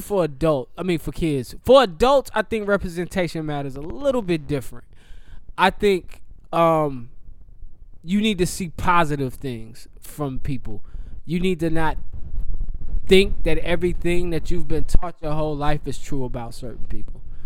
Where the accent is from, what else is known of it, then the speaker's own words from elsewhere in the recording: Charlotte, North Carolina, United States; I grew up in Charlotte